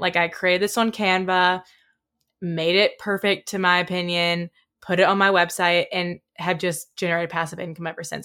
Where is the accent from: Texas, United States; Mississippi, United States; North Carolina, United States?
Mississippi, United States; Oxford; I was from Oxford, and a lot of the people who were working as, like, bouncers or people at restaurants went to my high school